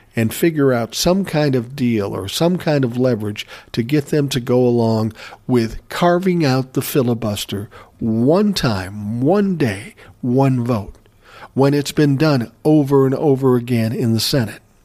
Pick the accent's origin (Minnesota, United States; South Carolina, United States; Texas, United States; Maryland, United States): Minnesota, United States; Minneapolis; I was from Minneapolis.